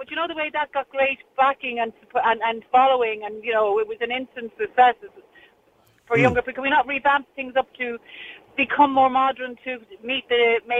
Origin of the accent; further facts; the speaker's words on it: Ireland; it was the most amazing thing to watch as a child growing up in Ireland in the 60s and 70s.